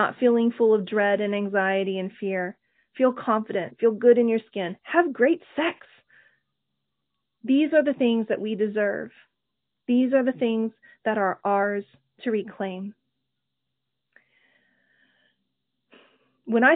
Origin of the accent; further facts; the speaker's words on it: Oklahoma, United States; growing up in Oklahoma